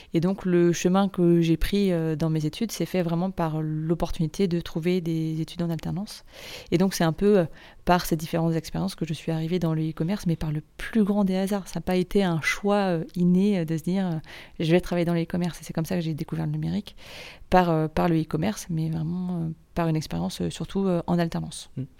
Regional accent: Nantes, Pays de la Loire, France; moved away as an adult; now in Rennes, France; je suis originaire de Nantes

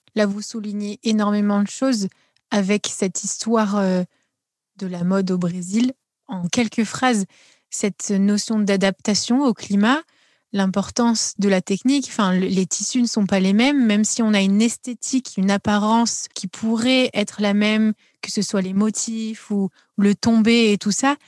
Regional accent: France; en tant qu'Européens euh, et Français

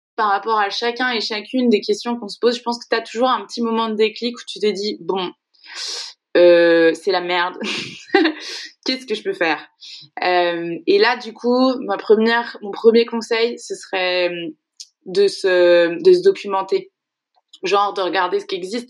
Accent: Segré, Pays de la Loire, France; je suis originaire de Segré, une petite ville dans le Maine-et-Loire. Je le dis tout le temps parce que j'estime que c'est là que je suis née

